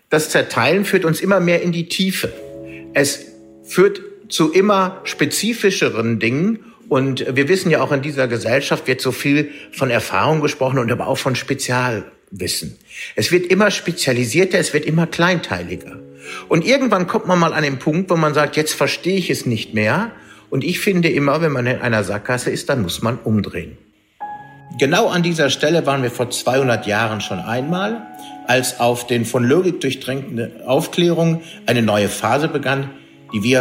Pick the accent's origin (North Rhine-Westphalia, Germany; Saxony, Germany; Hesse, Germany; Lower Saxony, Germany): North Rhine-Westphalia, Germany; Düsseldorf; als Düsseldorfer muss ich auch Heinrich Heine nennen.